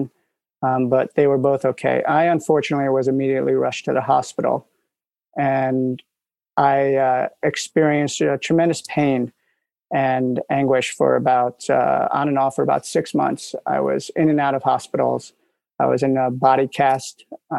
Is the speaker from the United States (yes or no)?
yes; New York City, New York, United States; moved away as an adult; now in California, United States; I'm from New York. I grew up in Manhattan